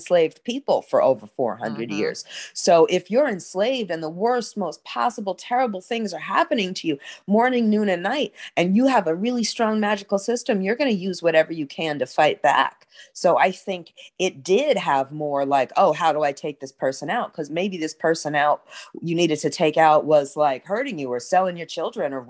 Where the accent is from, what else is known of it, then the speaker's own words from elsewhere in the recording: New York City, New York, United States; now in New Orleans, United States; I grew up in New York City next to the water, and now I live in New Orleans right next to the water